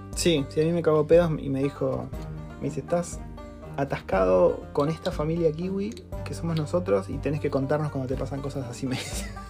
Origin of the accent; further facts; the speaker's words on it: Argentina; moved away as an adult; now in New Zealand; soy de Argentina